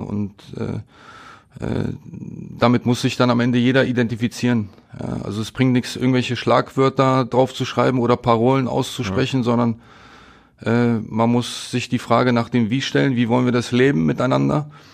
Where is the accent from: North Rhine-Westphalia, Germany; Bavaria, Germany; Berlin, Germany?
Berlin, Germany; also born or lived in Katowice, Poland; now in Essen, Germany; so ein Kiez, ne, wo ich groß geworden bin